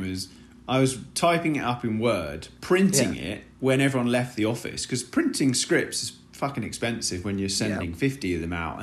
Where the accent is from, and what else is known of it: United Kingdom; now in Los Angeles, United States